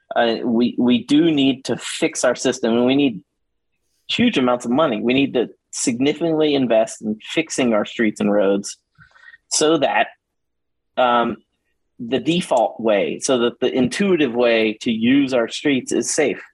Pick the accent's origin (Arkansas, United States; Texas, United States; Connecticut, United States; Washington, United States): Texas, United States; Houston; I grew up in Houston